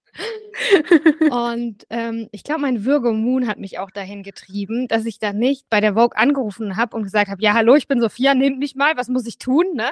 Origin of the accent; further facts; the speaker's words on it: Southern Germany, Germany; ich bin aufgewachsen in Süddeutschland